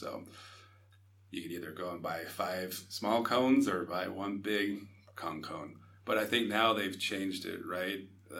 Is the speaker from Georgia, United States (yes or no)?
no; Sandy, Utah, United States; I grew up in the Sandy area